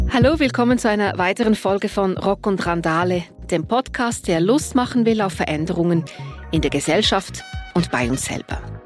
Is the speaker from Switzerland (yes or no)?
yes; Switzerland; bei uns in der Schweiz